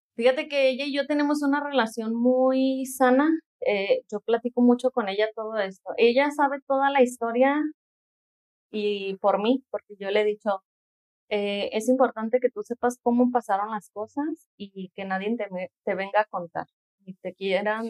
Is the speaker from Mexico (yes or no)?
yes; Guadalajara, Jalisco, Mexico; nací aquí en Guadalajara